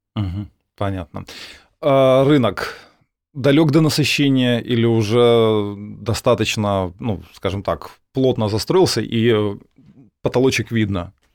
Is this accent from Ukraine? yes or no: yes; Kharkiv, Kharkiv Oblast, Ukraine; ну я как житель Харькова